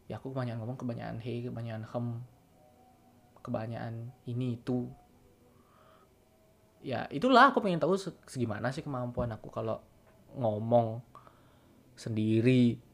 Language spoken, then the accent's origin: Indonesian; Bali, Indonesia; accent: Balinese; nggak pernah tinggal di mana di tempat lain nggak pernah merantau kemana-mana dari lahir tinggal di Bali ini masih pakai bahasa Bali dan lingkunganku sangat bahasa Bali